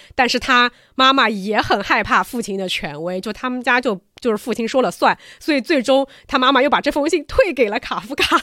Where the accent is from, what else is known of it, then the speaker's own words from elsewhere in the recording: China; 我们中国人